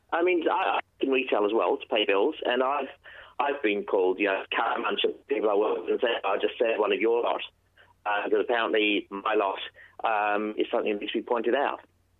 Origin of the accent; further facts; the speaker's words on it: India; This is how I am, and I'm Indian.